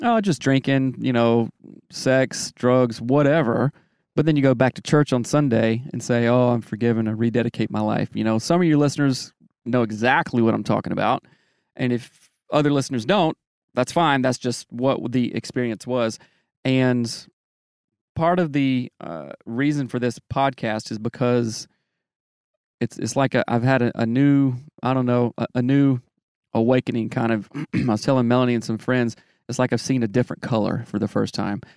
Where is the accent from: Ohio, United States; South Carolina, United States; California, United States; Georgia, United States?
South Carolina, United States; Greer; moved away; I grew up in the South